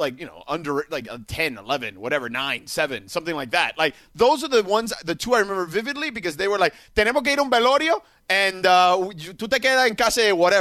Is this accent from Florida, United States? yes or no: yes; South Florida, United States; now in Southern California, United States; Kap, you and I grew up in South Florida, huge Jewish population, much like here in Southern California.